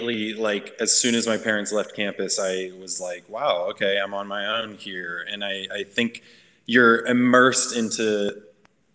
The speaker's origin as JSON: {"language": "English", "region": "Northern Maryland", "country": "United States", "tie": "born or raised there", "moved": "as an adult", "lives_now": "Lynchburg, United States", "said": "I grew up in Northern Maryland and moved down here to Lynchburg for school in 2014."}